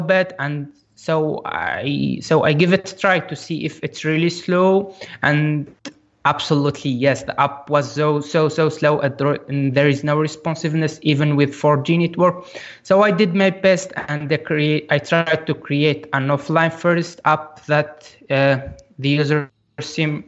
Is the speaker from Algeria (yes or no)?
yes; Algeria; I am from Algeria and I worked remotely with that company in Egypt.